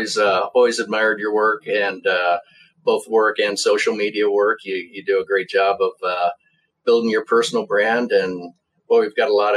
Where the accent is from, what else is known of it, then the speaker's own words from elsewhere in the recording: Kearney, Nebraska, United States; also born or lived in Lincoln, Nebraska; I grew up in South Central Nebraska, a town called Kearney, which, by most standards, not very big. By Nebraska standards, one of the bigger towns in the state. So grew up there